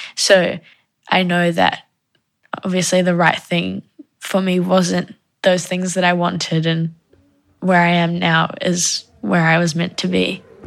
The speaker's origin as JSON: {"language": "English", "region": "Wellington", "country": "New Zealand", "tie": "born or raised there", "also_born_or_lived": "Johannesburg, South Africa", "said": "when I was eight, we moved to New Zealand"}